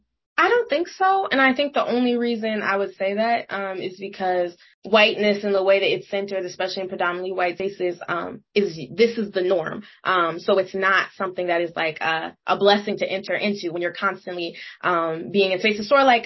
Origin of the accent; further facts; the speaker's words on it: Seattle, Washington, United States; moved away as an adult; now in Washington, D.C., United States; So growing up in Seattle, I was typically the only black girl in my classes, typically the only black person in the room a lot of the times.